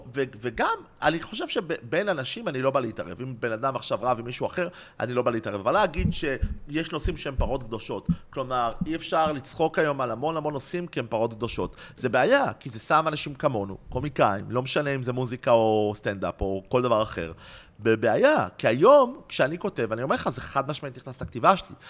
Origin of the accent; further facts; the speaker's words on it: Tel Aviv, Tel Aviv District, Israel; גדלתי בצהלה